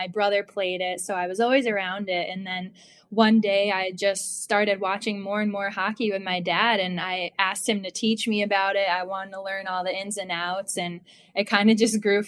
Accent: Connecticut, United States; moved away as an adult; now in Charleston, United States; I was born and raised in Connecticut

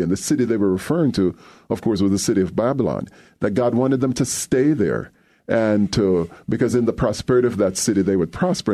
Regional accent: Jamaica; moved away as an adult; also born or lived in Durham, North Carolina; now in Evanston, United States; growing up in Jamaica, I was very involved with Jamaica Youth for Christ

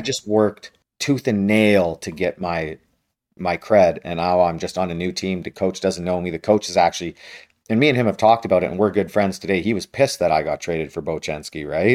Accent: Western Canada, Canada; I grew up in Western Canada

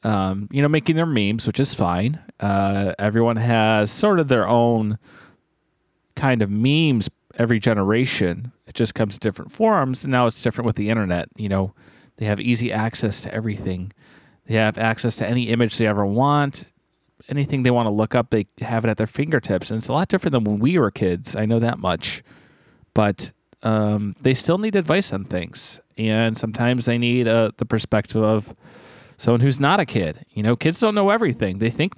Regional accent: Wisconsin, United States; now in California, United States; it's been exciting living in California like I always dreamed of since I was a kid. The problem is, I'm from Wisconsin, and though I know it's summer here, I can't help but miss the seasons.

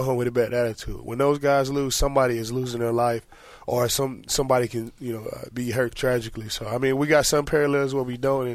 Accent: United States; I've always been proud to be American

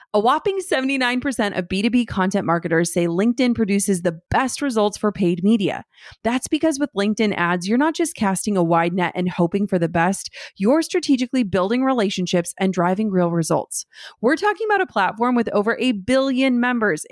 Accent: Midwest, United States; I'm totally from the Midwest

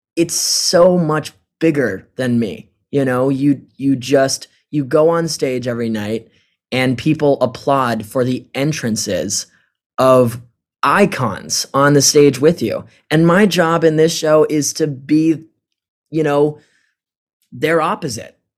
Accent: Chandler, Arizona, United States; now in New York, United States; not a lot of people come out from A, Chandler, Arizona and do, like, Broadway.

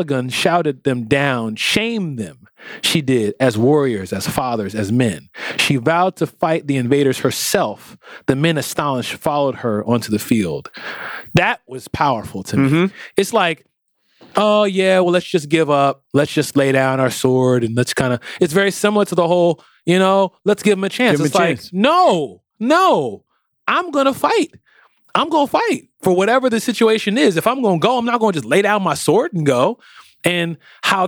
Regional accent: United States; us African-Americans

